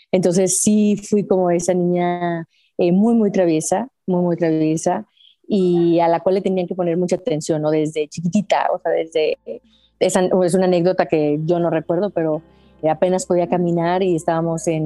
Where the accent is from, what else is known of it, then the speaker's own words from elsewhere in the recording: Aguascalientes, Mexico; pues aquí saludándote desde mi ciudad natal hasta Chile